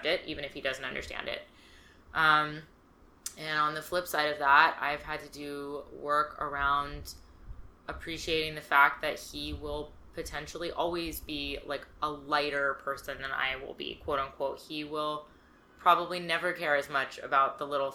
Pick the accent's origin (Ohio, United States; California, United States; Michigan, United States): California, United States; I grew up in California.